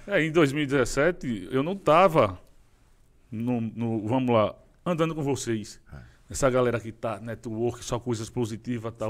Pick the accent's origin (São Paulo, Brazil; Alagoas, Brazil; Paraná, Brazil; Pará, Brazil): Alagoas, Brazil; Maceió; sou lá de Maceió, Alagoas